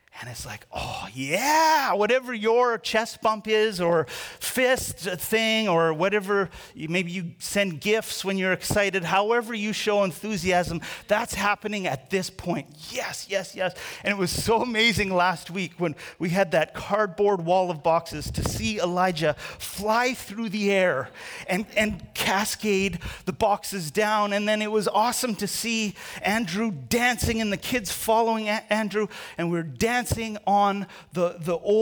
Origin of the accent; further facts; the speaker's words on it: Canada; I'm Canadian.